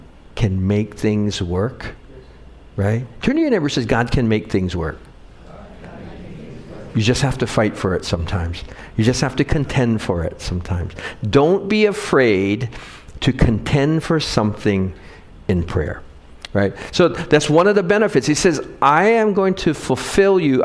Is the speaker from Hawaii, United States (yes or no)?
yes; Wahiawa, Hawaii, United States; I grew up in Wahiawa